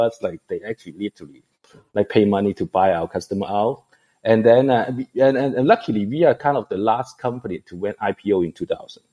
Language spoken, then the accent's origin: English; Hong Kong; moved away; also born or lived in Taiwan; I'm actually born in Hong Kong. I'm from Asia